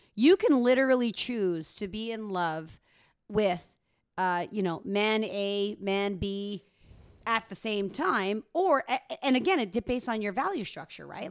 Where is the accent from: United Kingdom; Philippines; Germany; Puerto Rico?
Philippines; now in Canada; Filipino Canadian, but I, born in the Philippines